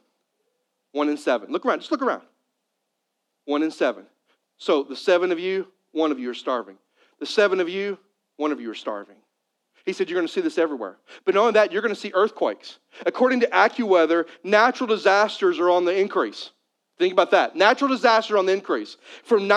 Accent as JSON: {"language": "English", "region": "Missouri", "country": "United States", "tie": "born or raised there", "said": "I'm a Missouri boy. And so I grew up in Missouri"}